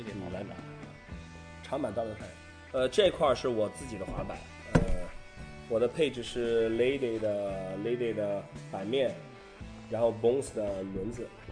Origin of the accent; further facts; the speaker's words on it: Qingdao, Shandong, China; 其实我们还真是一个地方的人，对。我和管木都是青岛的